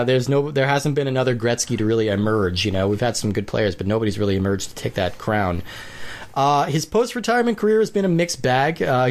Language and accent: English; Colorado, United States; I grew up in Colorado